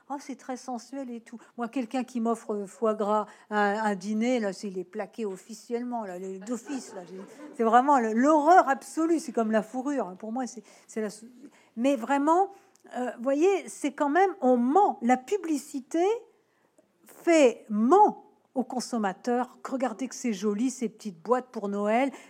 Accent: Nouvelle-Aquitaine, France; born there; moi je suis née en Charente, hein, donc évidemment, euh, Dordogne, c'est pas loin.

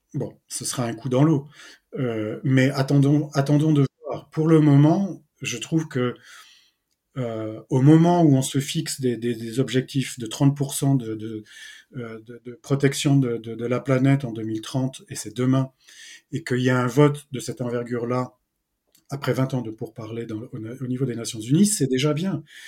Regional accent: Brittany, France; je suis euh, breton. Quand je suis en France, j'habite en Bretagne

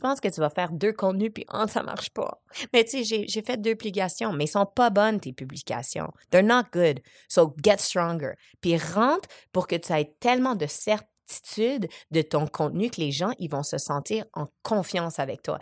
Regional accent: Montreal, Quebec, Canada; also born or lived in Casablanca, Morocco; J'étais au Maroc, à Casablanca, avec un père biologique que je ne connais pas. ma mère, elle m'a eu à 21 ans. Ensuite, je suis arrivée à Montréal

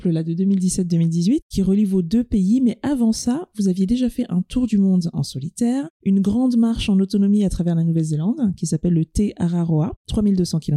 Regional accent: France; je suis français, avec effectivement euh, des origines algériennes par mon père

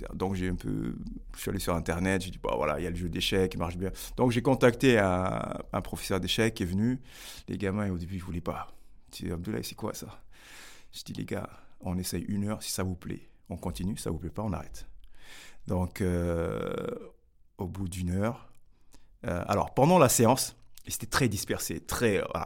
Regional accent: Grigny, Île-de-France, France; moved away as an adult; also born or lived in Senegal; now in Bordeaux, France; j'ai grandi à Grigny

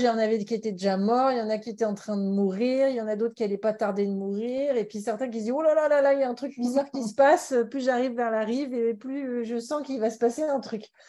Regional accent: Paris, Île-de-France, France; je suis née à Paris, mais mes parents sont de la Méditerranée, donc Montpellier et, Carcassonne

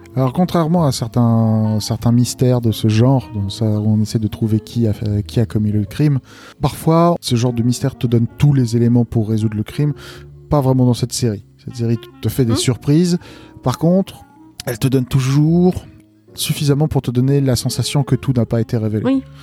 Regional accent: Lille, Hauts-de-France, France; Je suis de Lille

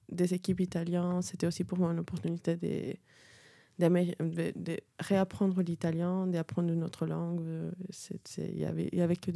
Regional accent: Peru; French is a second language; moved away as an adult; also born or lived in Cusco, Peru / Lima, Peru; now in France; viens du de Pérou, de les petits accents

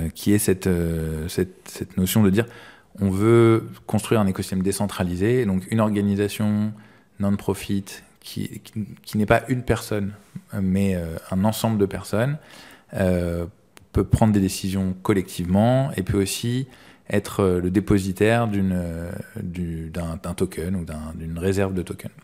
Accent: Paris, Île-de-France, France; j'ai grandi à Paris

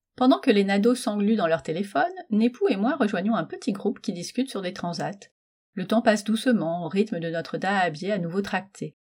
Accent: Metz, Grand Est, France; je suis née à Metz

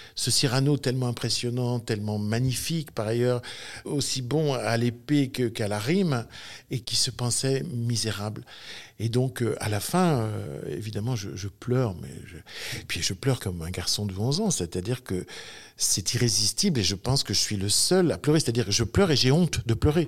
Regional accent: Sainte-Foy-lès-Lyon, Auvergne-Rhône-Alpes, France; je suis né à Sainte-Foy-les-Lyons, c'est-à-dire sur les hauteurs de Lyon, en 1960, en mars 1960.

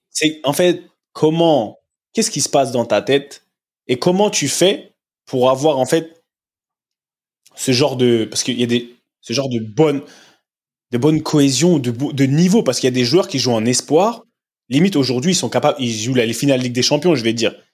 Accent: Paris, Île-de-France, France; je suis parisien comme Neymar

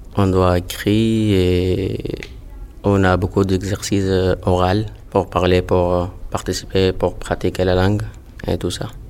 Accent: Sudan; French is a second language; moved away as an adult; now in France; je viens du Soudan. Euh, je suis en France depuis 7 mois exactement

